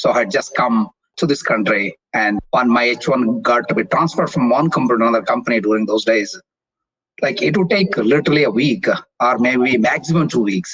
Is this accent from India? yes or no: yes; India; moved away as an adult; also born or lived in Mumbai, India / Kansas City, United States; now in United States; leaving my home country, India